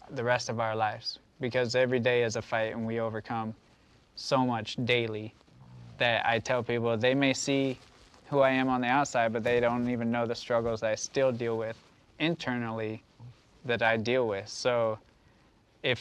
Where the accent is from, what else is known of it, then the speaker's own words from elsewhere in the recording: United States; as Americans